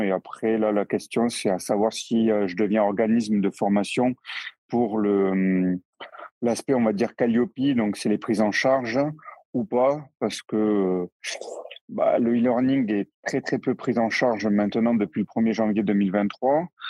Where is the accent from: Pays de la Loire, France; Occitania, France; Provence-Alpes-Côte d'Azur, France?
Occitania, France; near Toulouse, the South; now in Strasbourg, France; je suis originaire du Sud, à côté de Toulouse